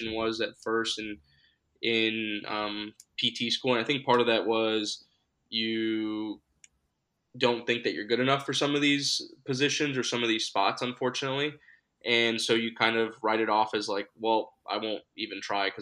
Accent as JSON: {"language": "English", "town": "Miami", "region": "Florida", "country": "United States", "tie": "born or raised there", "also_born_or_lived": "Gainesville, Florida", "moved": "as an adult", "lives_now": "Toledo, United States", "said": "I'm originally from Miami, Florida, born and raised there"}